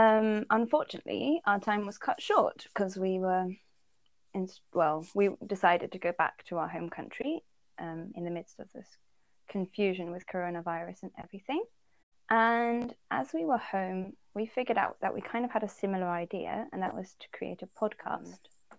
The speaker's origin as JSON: {"language": "English", "country": "Netherlands", "also_born_or_lived": "Poland / England", "said": "I'm from the Netherlands, I'd say. But I often wonder when I answer this question, because I was born in Poland and my dad's British, or like English and Welsh. And I lived in England as well, so a big part of my heart belongs to there."}